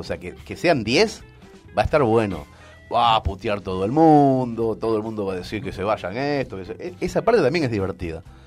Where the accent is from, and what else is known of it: Argentina; moved away as an adult; also born or lived in Spain